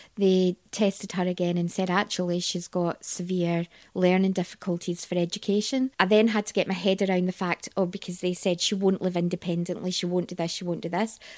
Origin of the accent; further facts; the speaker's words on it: Scotland, United Kingdom; accent: Scottish; also born or lived in Leeds / Blackpool; we moved up to Scotland and spent most of my growing up years in Scotland.